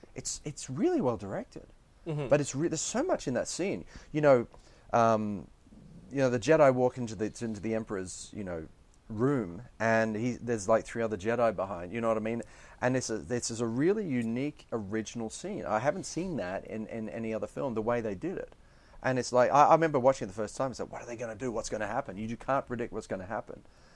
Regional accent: England, United Kingdom; also born or lived in Australia; Partially in England, partially in Australia.

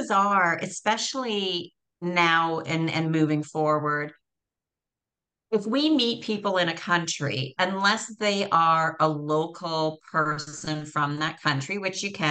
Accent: Canada; also born or lived in Costa Rica; So I'm from Canada, moved to Costa Rica.

